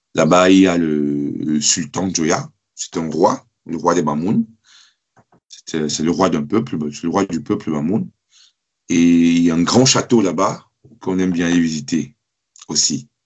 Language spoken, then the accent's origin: French; Douala, Littoral, Cameroon; moi, je viens de Douala. Je ne viens pas de Yaoundé. Moi, j'habitais, j'habite à Douala. Ma famille réside à Douala